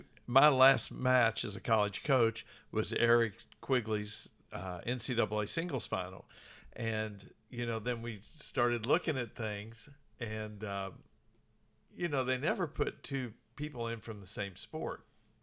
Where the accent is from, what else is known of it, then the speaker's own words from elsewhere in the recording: New Albany, Indiana, United States; I grew up in New Albany, Indiana.